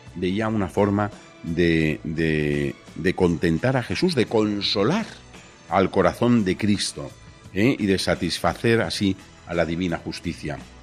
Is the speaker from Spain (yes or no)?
yes; Spain; nosotros somos de España